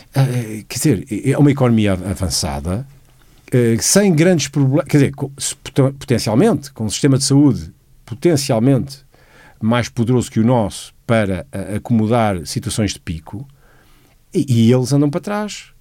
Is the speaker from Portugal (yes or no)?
yes; Lisbon, Portugal; eu nasci em 61 e sou a primeira geração de Lisboa. No entanto, eu sinto que apesar de ter nascido em Lisboa e me sentir como lisboeta